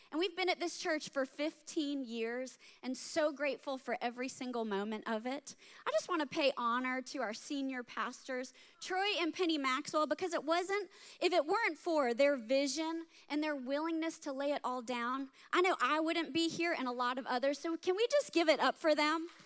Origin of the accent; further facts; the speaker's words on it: Germany; now in United States; I grew up in Germany, part of a military family, and so we never went on family vacations because we lived in a vacation destination. Like we traveled all around Europe on the weekends. So it wasn't until we moved back to the States